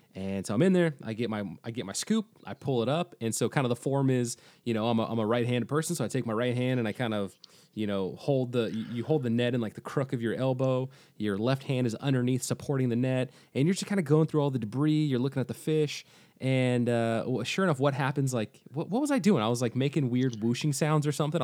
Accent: Pacific Northwest, United States; I'm from, you know, I'm from the Pacific Northwest

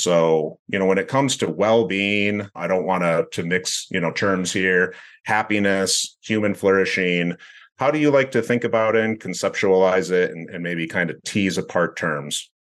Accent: West Michigan, United States; born and raised in West Michigan

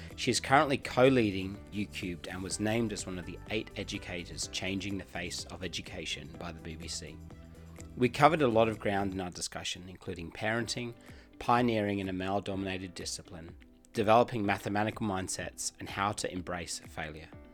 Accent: England, United Kingdom; I'm from England too.

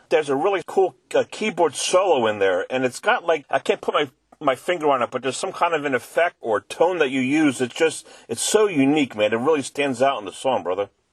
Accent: Philadelphia, Pennsylvania, United States; my hometown of Philadelphia

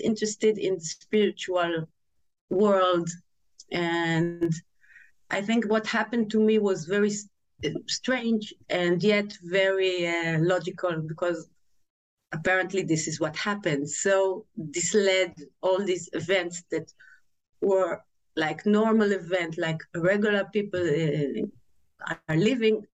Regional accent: Tel Aviv, Tel Aviv District, Israel; I was born in Tel Aviv and raised in a big family, a traditional Jewish family

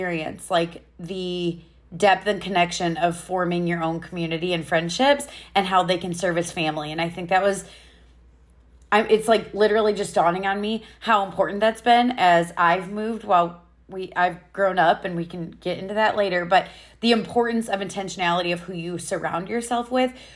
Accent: Iowa, United States; also born or lived in Chicago, Illinois; I was born in Chicago, but when we were about 3, we moved to Iowa, and I was raised in a small, not super small, not big, medium-ish town in Iowa

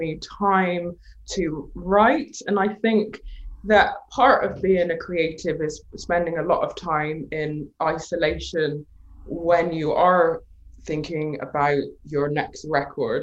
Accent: Bristol, South West England, United Kingdom; being born in Bristol being my hometown

